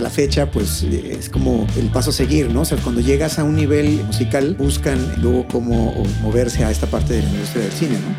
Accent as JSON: {"language": "Spanish", "region": "Chiapas", "country": "Mexico", "said": "Yo soy de Chiapas, allá llegaban menos canales"}